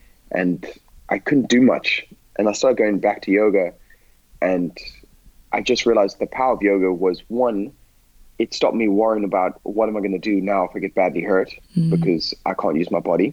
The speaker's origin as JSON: {"language": "English", "country": "Botswana", "tie": "born or raised there", "moved": "as an adult", "said": "I grew up in Botswana in a tiny town where these sports don't exist."}